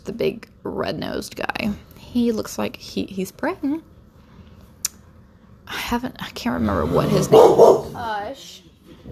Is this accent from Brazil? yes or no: yes; Brazil; English is a second language; I'm not, you know, American native. I'm actually from Brazil